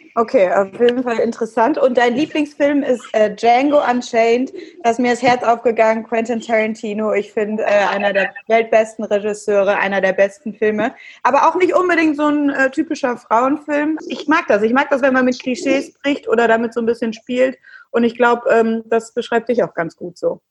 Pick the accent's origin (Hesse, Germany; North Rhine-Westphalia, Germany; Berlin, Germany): North Rhine-Westphalia, Germany; Cologne; Ich als Kölnerin